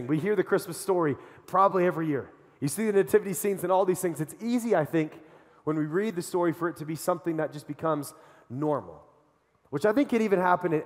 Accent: Colorado, United States; I'm from Colorado

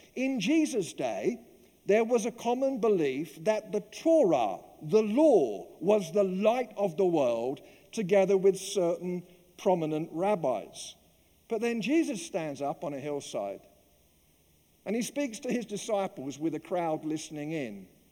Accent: London, United Kingdom; moved away; growing up in the East End of London

